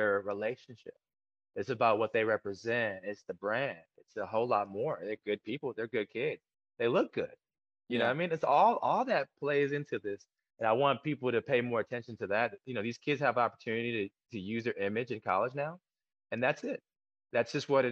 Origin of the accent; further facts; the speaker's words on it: Killeen, Texas, United States; also born or lived in Korea; I'm from Killeen, Texas